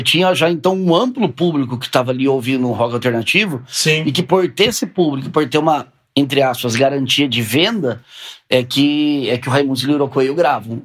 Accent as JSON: {"language": "Portuguese", "town": "Sorocaba", "region": "São Paulo", "country": "Brazil", "said": "lá da minha terra, lá de Sorocaba"}